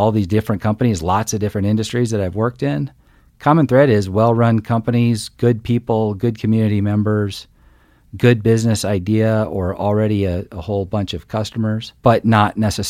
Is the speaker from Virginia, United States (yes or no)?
no; Illinois, United States; So I grew up in a tiny farming community in the middle of Illinois. So lots of corn and soybeans in every direction, and grew up in a family of entrepreneurs.